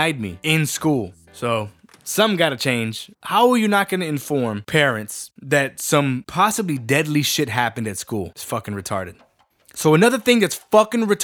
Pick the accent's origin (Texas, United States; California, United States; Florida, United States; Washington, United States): Texas, United States; San Benito; San Benito, Texas. Or, as the rest of us know over here, San Bene, the Resaca City, my hometown